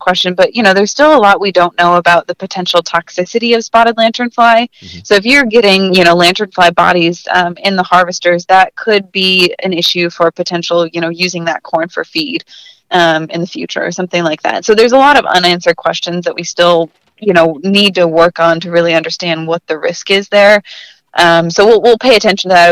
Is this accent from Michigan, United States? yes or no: yes; Traverse City, Michigan, United States; moved away; I'm from Northern Michigan originally.